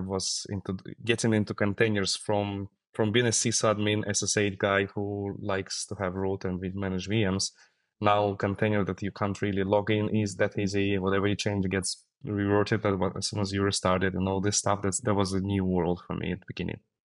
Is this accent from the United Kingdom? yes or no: no; Siberia, Russia; Yeah, originally I'm from Siberia, from Russia